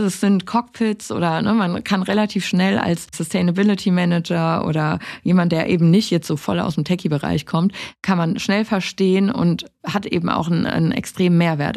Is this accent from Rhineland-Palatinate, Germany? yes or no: yes; Rhineland-Palatinate, Germany; Ich komme aus der Pfalz